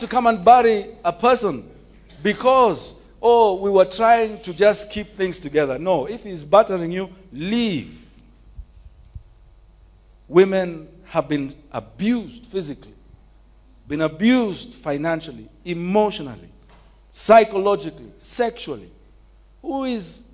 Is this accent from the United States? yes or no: no; Nairobi, Kenya; Growing up in Nairobi's Woodley Estate, sometimes in our houses we used to hear women screaming for help